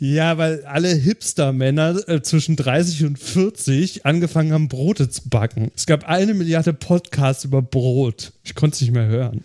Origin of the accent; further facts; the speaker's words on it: Germany; Als Deutscher